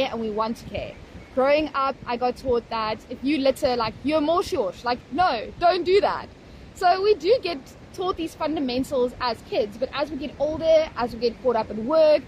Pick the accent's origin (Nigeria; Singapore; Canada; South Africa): South Africa; Potchefstroom, North West; moved away as an adult; now in Cape Town, South Africa; I grew up in town in Potch.